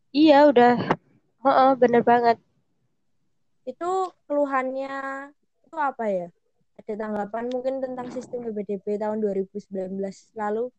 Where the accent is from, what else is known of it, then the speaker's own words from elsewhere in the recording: East Java, Indonesia; apalagi aku kan dari Jawa Timur sendiri